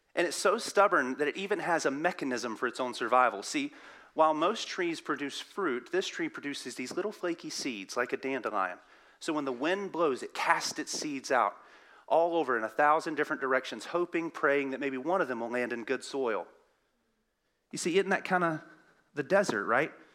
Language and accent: English; the South, Southern United States, United States; accent: southern; my southern accent.